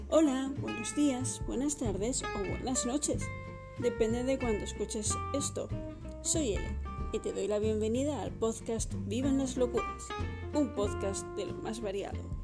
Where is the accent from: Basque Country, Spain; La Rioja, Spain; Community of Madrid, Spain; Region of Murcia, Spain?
Community of Madrid, Spain; Madrid; Soy de Madrid, nacida y criada